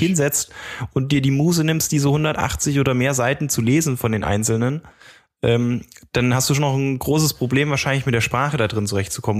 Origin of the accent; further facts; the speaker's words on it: Germany; als Deutscher